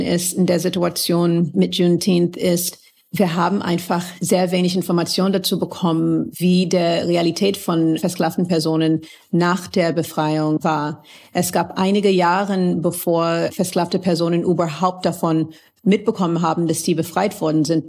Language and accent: German; the Southern States, United States; German is a second language; moved away as an adult; now in Germany; Ich bin auch zum Teil in den Südstaaten groß geworden